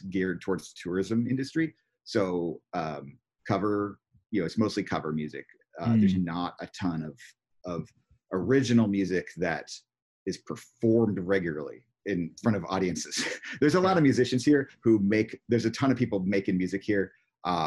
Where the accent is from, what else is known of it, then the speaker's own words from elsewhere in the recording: California, United States; moved away as an adult; also born or lived in Oregon / Silicon Valley, California; now in Hawaii, United States; I grew up in California, lived in California most of my life, Oregon for a handful of years. And then I've been in Hawaii for six years so far.